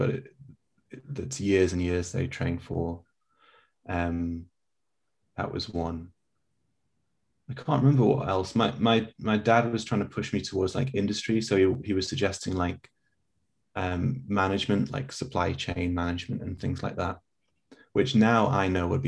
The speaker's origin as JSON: {"language": "English", "region": "England", "country": "United Kingdom", "also_born_or_lived": "South Korea", "said": "I'm too English"}